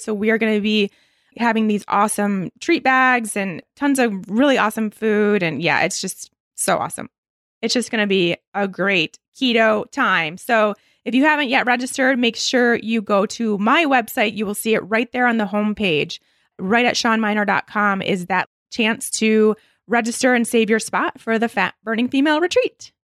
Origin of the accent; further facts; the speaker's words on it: Michigan, United States; I grew up in Michigan